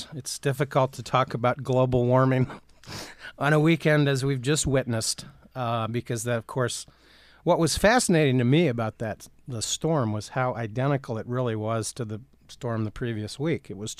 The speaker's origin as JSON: {"language": "English", "region": "Ohio", "country": "United States", "tie": "born or raised there", "said": "I grew up in Ohio and was a Browns fan as a kid"}